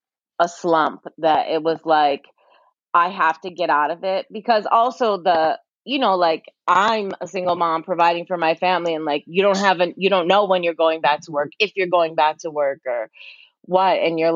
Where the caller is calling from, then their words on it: New York, United States; Yeah, I'm in New York. New York.